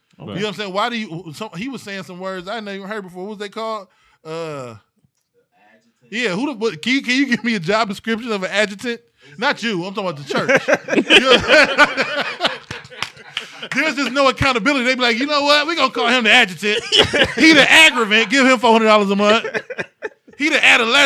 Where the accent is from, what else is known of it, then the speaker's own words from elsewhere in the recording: East Cleveland, Ohio, United States; We grew up in East Cleveland